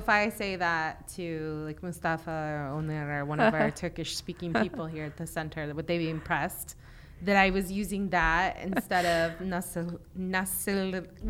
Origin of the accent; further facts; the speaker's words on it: Virginia, United States; ben Virginia iliyim.